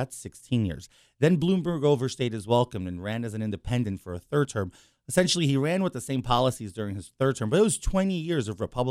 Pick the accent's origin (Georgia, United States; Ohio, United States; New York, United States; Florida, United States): New York, United States; New York City; also born or lived in Long Island; So born and raised in New York City.